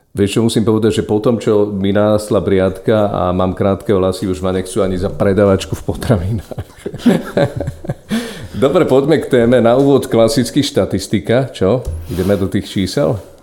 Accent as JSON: {"language": "Slovak", "town": "Poprad", "region": "Prešov Region", "country": "Slovakia", "tie": "born or raised there", "said": "na sídlisku, kde som vyrastal, to znamená v Poprade sídlisko Juh"}